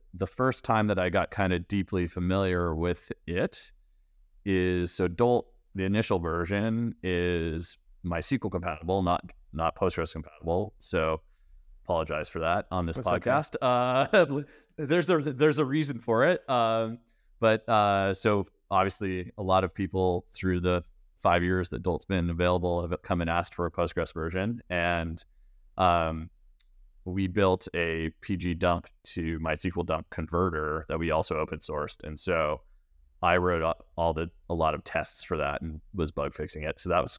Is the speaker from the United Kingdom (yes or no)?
no; Canada; So I'm Canadian. I grew up kind of around Canada. I went to the University of Waterloo.